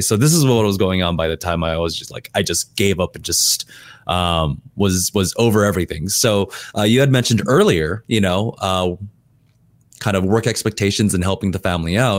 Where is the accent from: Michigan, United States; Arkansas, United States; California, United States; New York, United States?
California, United States; also born or lived in Korea; I'm American, like, I wanna be more American